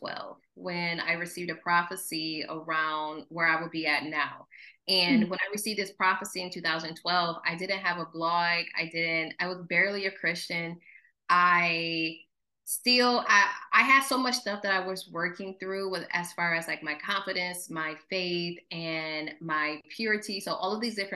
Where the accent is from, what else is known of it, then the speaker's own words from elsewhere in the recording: Mount Morris, Michigan, United States; moved away as an adult; now in Los Angeles, United States; I just tell people I'm from Flint, but I'm from Mount Morris